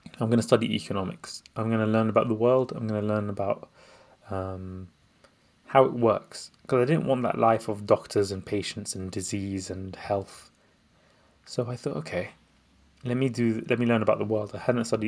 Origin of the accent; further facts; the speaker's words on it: London, United Kingdom; also born or lived in Baghdad, Iraq; I was born in Baghdad. This is back home in Baghdad, Iraq. I was born there, and I came to London when I was 3 years old to escape the wars and Saddam Hussein. And we basically grew up in a quite a modest background